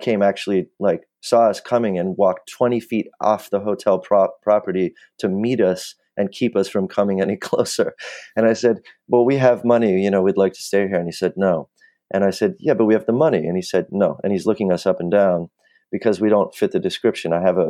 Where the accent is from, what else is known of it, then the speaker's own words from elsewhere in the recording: Los Angeles, California, United States; So I grew up in the Valley in Los Angeles. Sort of middle class, upper middle class, all the benefits of that, being white and a male and upper middle class.